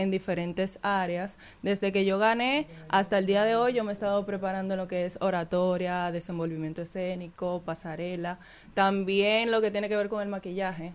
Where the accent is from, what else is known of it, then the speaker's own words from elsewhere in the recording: Santa Cruz de Barahona, Barahona, Dominican Republic; now in Santo Domingo, Dominican Republic; yo soy de Barahona, viví allá, ahora estoy viviendo en Santo Domingo